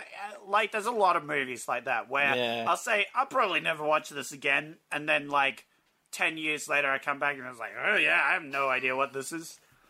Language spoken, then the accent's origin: English; Australia; I'm Australian